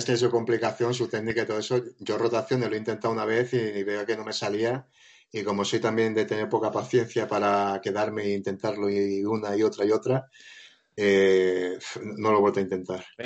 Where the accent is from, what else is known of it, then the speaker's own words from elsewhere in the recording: Móstoles, Community of Madrid, Spain; moved away as an adult; now in Province of Toledo, Spain; soy de Madrid, de Móstoles